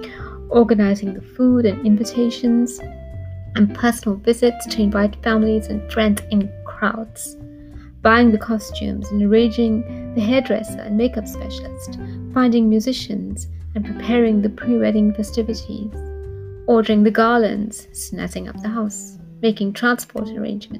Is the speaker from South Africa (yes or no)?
yes; Durban, KwaZulu-Natal, South Africa; Growing up in Durban and knowing little about how the rest of the world functioned